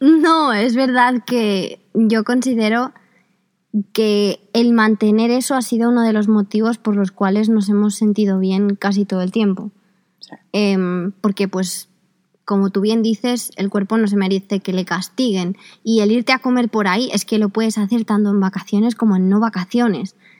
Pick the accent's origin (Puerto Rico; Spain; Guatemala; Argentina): Spain; son españoles y españolas como yo